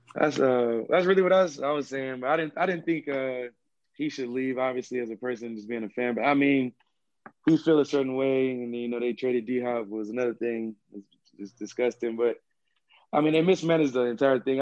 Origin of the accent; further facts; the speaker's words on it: Missouri City, Texas, United States; also born or lived in Houston, Texas; I am from Houston, Texas. Uh, mainly grew up in like Missouri City area.